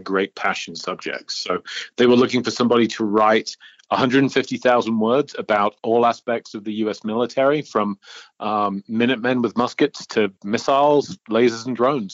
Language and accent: English; York, Yorkshire and the Humber, United Kingdom; moved away as an adult; now in Denver, United States; I'm from Old York, in the original colonies. The motherland, Great Britain, UK. And I came to the States in 1999